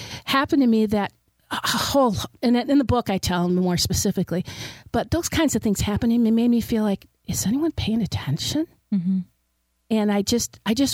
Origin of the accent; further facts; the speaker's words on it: Detroit, Michigan, United States; I grew up in Detroit in a very low socioeconomic neighborhood.